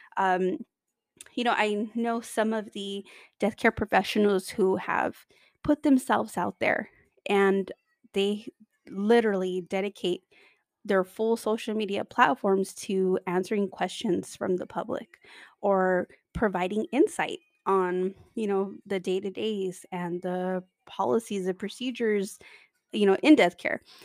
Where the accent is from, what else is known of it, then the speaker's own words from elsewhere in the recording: California, United States; I come from California, I'm in Los Angeles